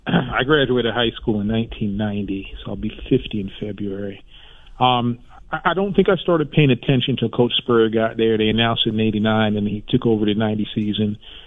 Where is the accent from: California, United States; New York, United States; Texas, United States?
New York, United States; New York City; now in Florida, United States; And I grew up – I was born in the Bronx. I didn't believe that, you know, I could come down here and turn into a Southern-loving Florida-loving football guy, but that's what's happened.